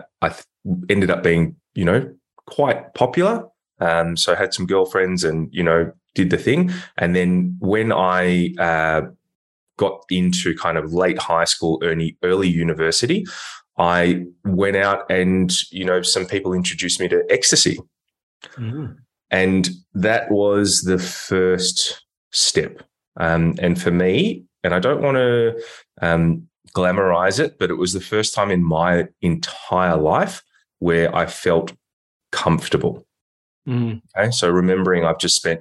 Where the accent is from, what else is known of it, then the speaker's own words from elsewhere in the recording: Melbourne, Victoria, Australia; also born or lived in Hong Kong; I live in Melbourne in Victoria. So I'm, you know, Australian, and I grew up here. I was born in Hong Kong.